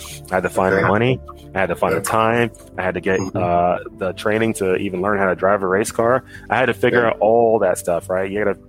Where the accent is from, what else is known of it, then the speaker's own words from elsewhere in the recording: Dallas, Texas, United States; now in California, United States; I live in the U.S. I'm actually in California right now, but I grew up in Dallas, Texas. Both of my parents are immigrants from Nigeria.